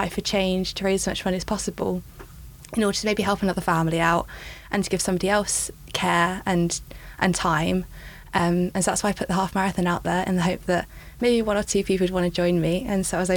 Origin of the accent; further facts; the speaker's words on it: Essex, East of England, United Kingdom; also born or lived in Manchester; I grew up in Essex